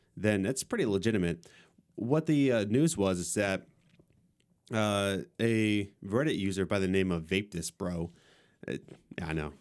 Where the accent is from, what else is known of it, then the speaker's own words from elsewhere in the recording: Lancaster County, Pennsylvania, United States; we're coming from Lancaster County